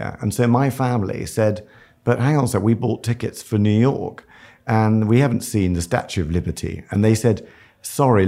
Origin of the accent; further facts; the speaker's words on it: London, United Kingdom; we grew up in a very kind of strange household because the surgery was under the house in Kensington.